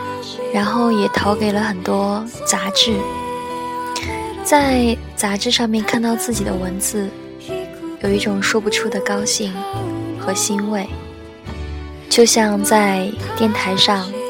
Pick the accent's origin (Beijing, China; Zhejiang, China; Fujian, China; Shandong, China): Shandong, China; Qingdao; now in Chengdu, China; 嗯，是的，我的故乡叫青岛，在成都，